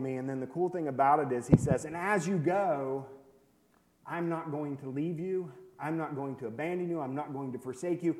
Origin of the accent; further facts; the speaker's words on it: Worthington, West Virginia, United States; moved away as an adult; now in Mexico; We're both originally from West Virginia. I'm from up the road at Worthington.